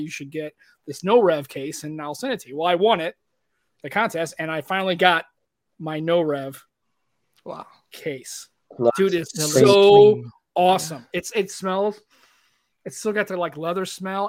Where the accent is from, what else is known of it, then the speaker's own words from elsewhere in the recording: United States; I was born here in the United States